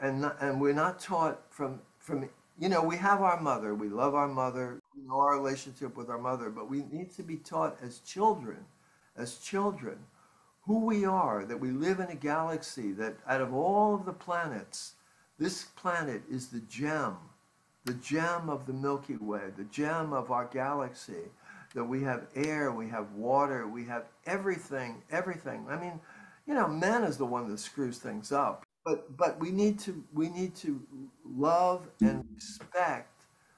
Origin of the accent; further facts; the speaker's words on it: Ireland; Because we grew up in Ireland, you know